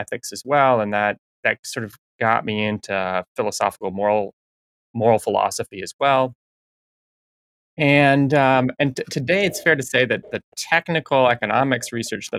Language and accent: English; Minnesota, United States; moved away as an adult; now in Michigan, United States; I grew up in Minnesota. I'm working in Michigan now.